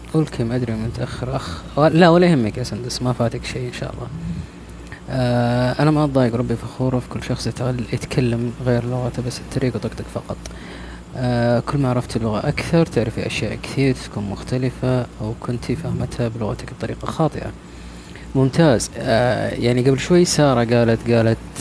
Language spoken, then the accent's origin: Arabic; Taif, Makkah Province, Saudi Arabia; أنا آه، من الطائف أساسا